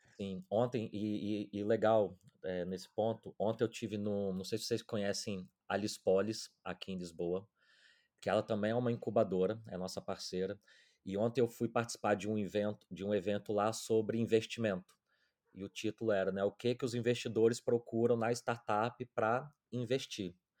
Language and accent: Portuguese; Domingos Martins, Espírito Santo, Brazil; moved away as an adult; also born or lived in London; now in Portugal; a minha cidade natal é Domingos Martins, que é o interior do Espírito Santo